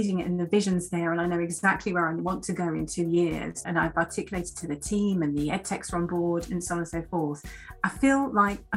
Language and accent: English; North Kent, South East England, United Kingdom; I grew up in North Kent, and I was a sort of child of a single parent, working class family, went to school in North Kent